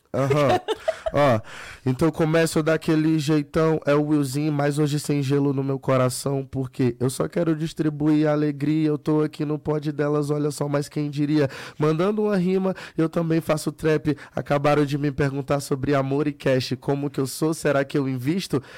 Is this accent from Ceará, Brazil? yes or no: yes; Fortaleza, Ceará, Brazil; galera de onde eu sou, do Nordeste